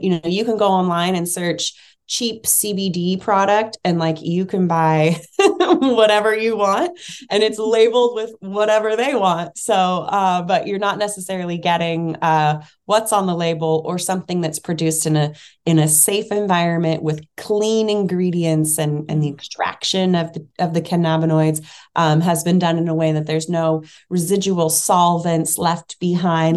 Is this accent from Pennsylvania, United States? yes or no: no; Bay Area, California, United States; I grew up in the Bay Area in California.